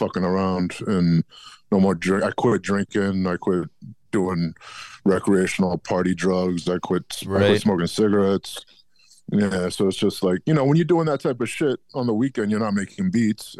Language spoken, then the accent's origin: English; Alexandria, Virginia, United States; moved away as an adult; also born or lived in Jamaica Plain, Boston, Massachusetts / Quincy, Massachusetts; now in Plymouth, United States; I'm actually from Northern Virginia